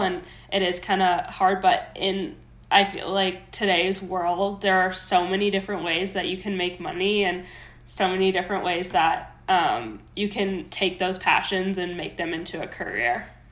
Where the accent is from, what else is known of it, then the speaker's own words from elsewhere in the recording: Minnesota, United States; moved away as an adult; now in Colorado, United States; I was born and raised in Minnesota.